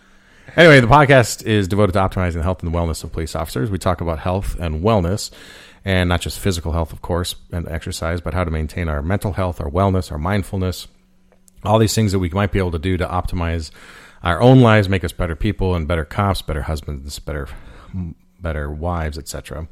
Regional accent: Colorado, United States; And I'm from Colorado and it's very cold there.

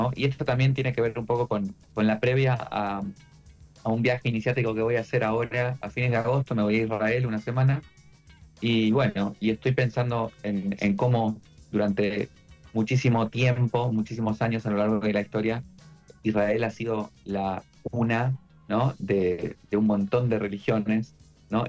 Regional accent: Argentina

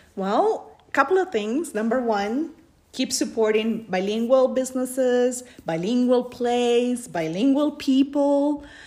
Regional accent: Peru; English is a second language; moved away as an adult; now in United States; I grew up in Peru

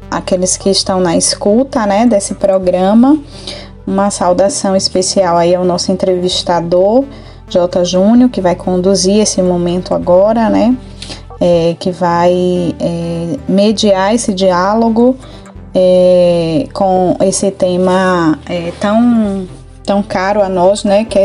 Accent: Tucano, Bahia, Brazil; born there; eu trabalhei na zona rural do município de Tucano, né, mais especificamente no lugar onde eu nasci, a Rua Nova.

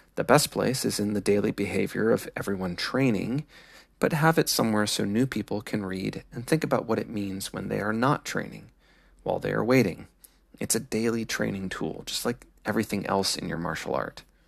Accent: Midwest, United States; I am American with Midwestern Scandinavian influences

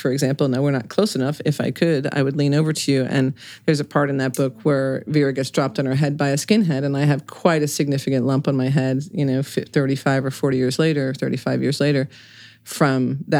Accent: Reading, Pennsylvania, United States; born or raised there

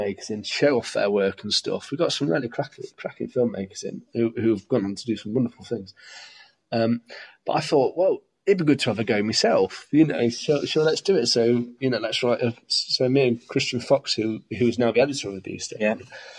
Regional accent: Stapleford, East Midlands, United Kingdom; also born or lived in Scotland / southern England / Beeston; I wasn't even born here. I was born in Scotland. I grew up in Stapleford and all places

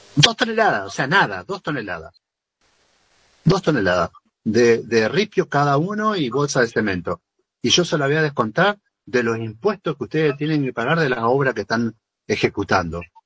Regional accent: Argentina; como, como argentinos

